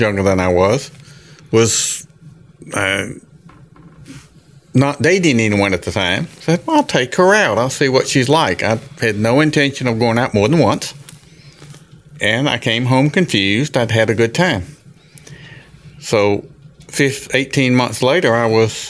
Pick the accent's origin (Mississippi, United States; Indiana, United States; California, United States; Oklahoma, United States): Mississippi, United States; Jackson; I was born in Jackson, Mississippi, grew up. Raised in the Catholic Church